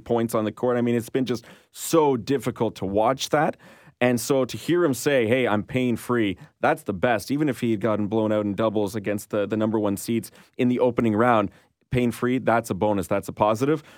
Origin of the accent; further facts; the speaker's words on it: Canada; as a Canadian